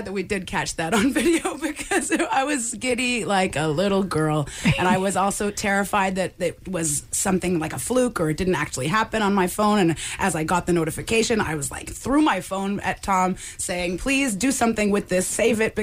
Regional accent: Montreal, Quebec, Canada; growing up in Montreal

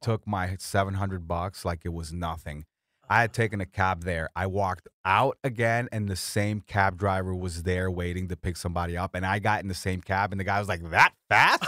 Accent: Florida, United States; also born or lived in Colombia; I'm from Florida, so it's like my Sunshine State

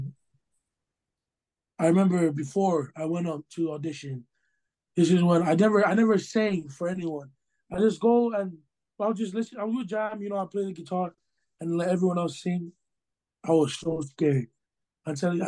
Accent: Hawaii, United States; I'm Hawaiian at heart, you know, grew up, born and raised Hawaii

